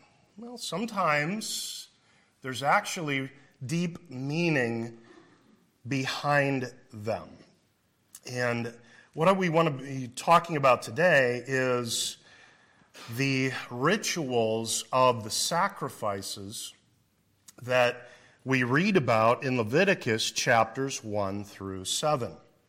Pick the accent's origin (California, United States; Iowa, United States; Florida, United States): Iowa, United States; I must be a hick, right? I'm from Iowa originally.